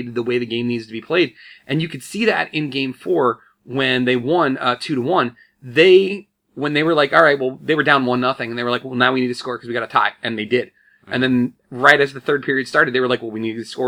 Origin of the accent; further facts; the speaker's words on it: Woodbridge, Virginia, United States; We're both from Woodbridge, actually, originally, Woodbridge, Virginia. So we grew up with the DC sports